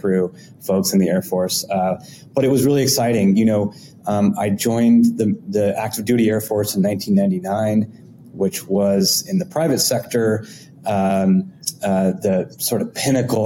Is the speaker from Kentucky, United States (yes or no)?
no; Southern California, United States; moved away as an adult; also born or lived in Boston / Bay Area; now in New York, United States; I am originally from California and had grew up, born and raised in Southern California.